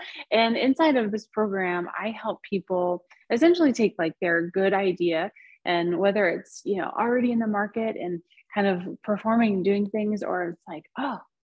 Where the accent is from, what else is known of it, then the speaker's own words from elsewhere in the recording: United States; also born or lived in southern Spain; now in Spain; So I am American, but I live in southern Spain.